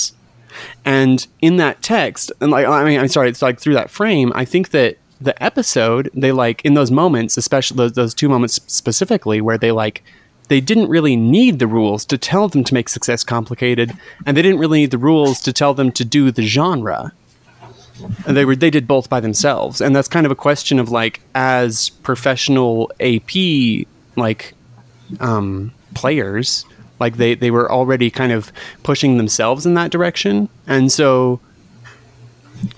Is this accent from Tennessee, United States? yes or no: no; Utah, United States; I grew up in Utah